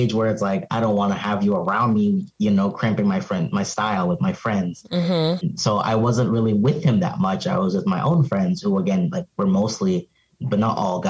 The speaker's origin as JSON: {"language": "English", "region": "Arizona", "country": "United States", "tie": "born or raised there", "also_born_or_lived": "Cameroon / Pennsylvania", "moved": "yes", "lives_now": "Philadelphia, United States", "said": "growing up in Arizona, it's very hot outside."}